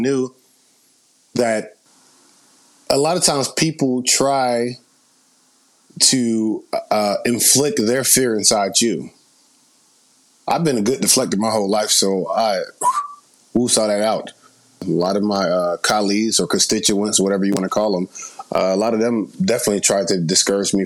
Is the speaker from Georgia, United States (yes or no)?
yes; Atlanta, Georgia, United States; moved away as an adult; now in Los Angeles, United States; Originally, I'm born and raised in Atlanta, Georgia, moved out to L.A. in 2012